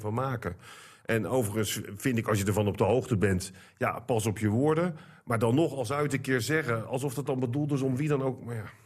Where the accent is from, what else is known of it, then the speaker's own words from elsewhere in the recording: Netherlands; als Nederlander